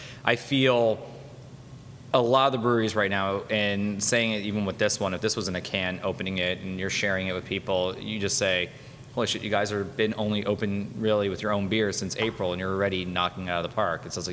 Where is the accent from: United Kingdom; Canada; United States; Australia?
United States; Miami Beach, Florida; I'm from Miami Beach